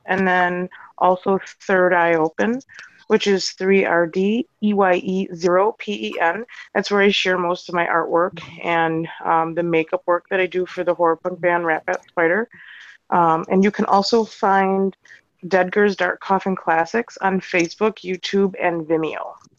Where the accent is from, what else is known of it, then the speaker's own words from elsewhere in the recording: Milwaukee, Wisconsin, United States; I'm from Milwaukee, Wisconsin